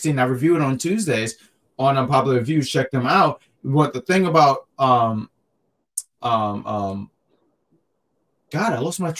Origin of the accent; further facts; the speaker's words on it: New York, United States; as a New Yorker